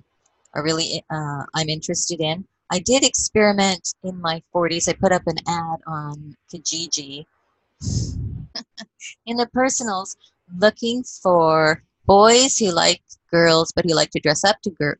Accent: Edmonton, Alberta, Canada; growing up in Edmonton, even as a teenager

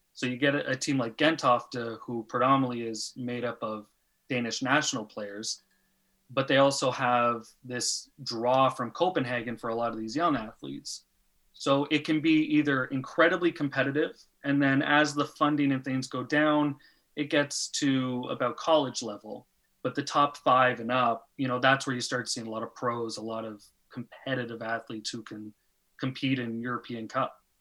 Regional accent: Pickering, Ontario, Canada; moved away as an adult; now in Denmark

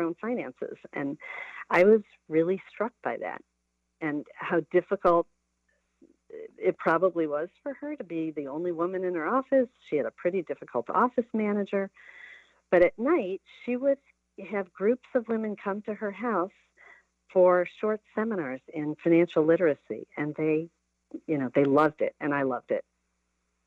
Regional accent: Detroit, Michigan, United States; I am originally a Midwest native. I grew up outside of Detroit

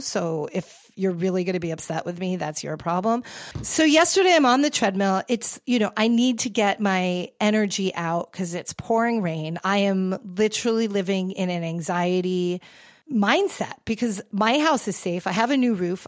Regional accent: New York, United States; now in Los Angeles, United States; as a New Yorker

